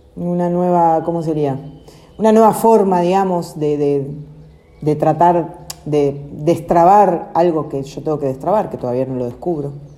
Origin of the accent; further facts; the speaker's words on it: Argentina; Nacimos acá en Argentina, pero es nuestra decisión quedarnos también